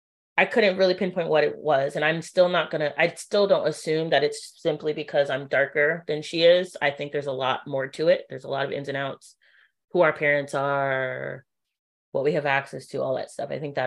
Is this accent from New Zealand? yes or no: no; Trinidad & Tobago; oh yeah, I'm also Trini, especially because people face value don't assume that I'm Trinidadian at all